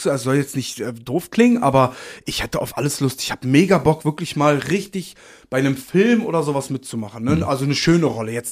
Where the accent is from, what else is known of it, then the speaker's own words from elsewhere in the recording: Poland; now in Germany; ich bin aufgewachsen in Polen mit China und Kia und Schweine.